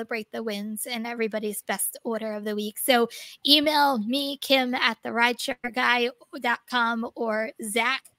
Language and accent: English; New Jersey, United States; I'm from New Jersey. You should know I don't pronounce everything correctly